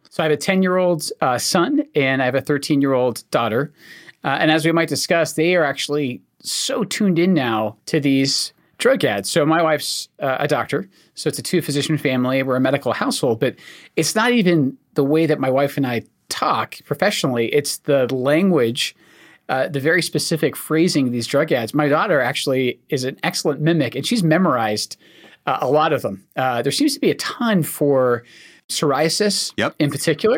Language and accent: English; Scotland, United Kingdom; accent: Scottish; now in United States; I'm actually Scottish. I'm not from America